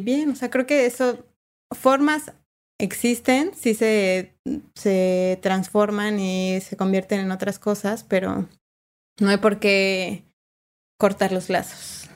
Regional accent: Mexico; moved away as an adult; now in Uruguay; como mexicanos, mexicanas y mexicanes

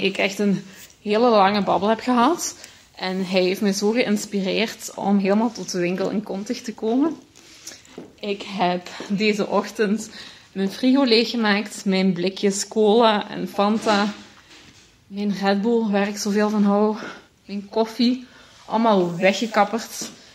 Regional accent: Limburg, Flanders, Belgium; Ik kom van Limburg.

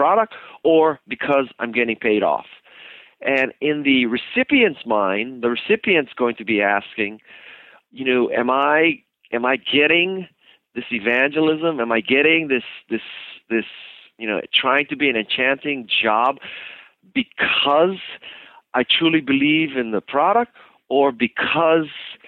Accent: Hawaii, United States; I'm from Hawaii.

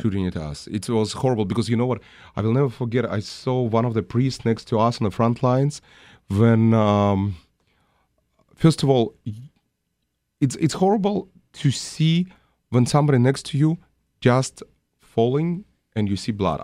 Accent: Russia; now in United States; I was born in Russia.

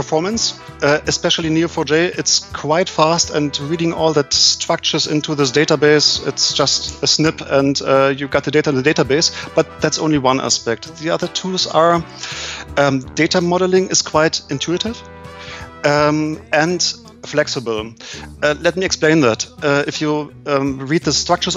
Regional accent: Germany; I'm coming from Germany, working for a small company called Buschmeiss.

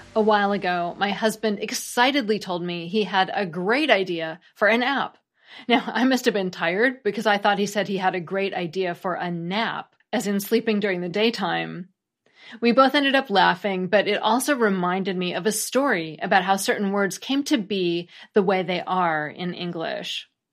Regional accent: United States; as an American

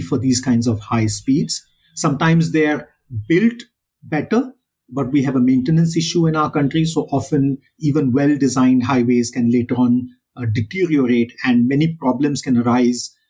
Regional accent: India

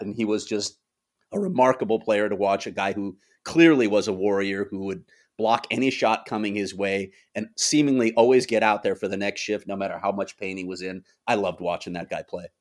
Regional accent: Chicago, Illinois, United States; I grew up in Chicago.

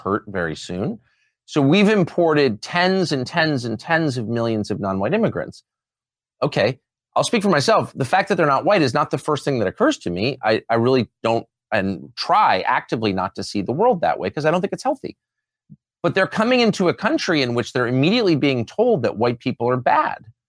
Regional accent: Southern California, United States; I'm from Southern California

